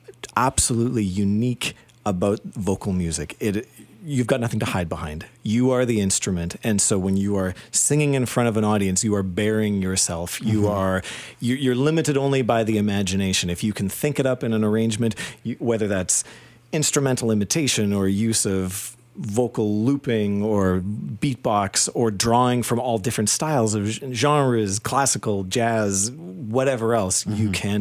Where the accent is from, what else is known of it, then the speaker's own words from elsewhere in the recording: Saskatchewan, Canada; moved away as an adult; I came to Toronto from Saskatchewan when I was 19, and I came to study composition